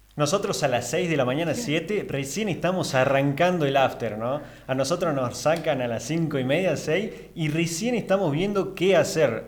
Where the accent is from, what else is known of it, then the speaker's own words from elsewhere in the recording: Salta, Argentina; también de Argentina de Salta